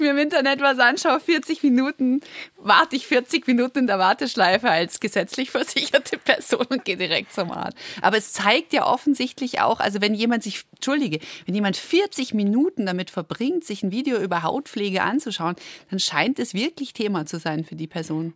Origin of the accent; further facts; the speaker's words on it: Baden-Württemberg, Germany; ich nenne es als Schwäbin